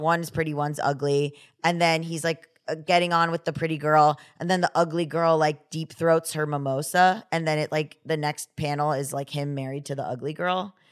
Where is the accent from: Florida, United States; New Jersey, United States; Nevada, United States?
Florida, United States; I was from Florida